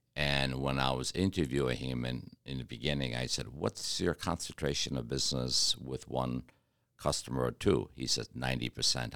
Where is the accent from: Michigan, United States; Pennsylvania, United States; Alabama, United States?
Michigan, United States; Detroit; now in Kentucky, United States; I'm from Detroit